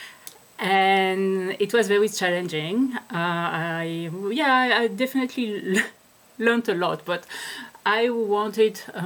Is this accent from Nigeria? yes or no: no; France; moved away as an adult; also born or lived in Netherlands / Switzerland / Australia; I am French.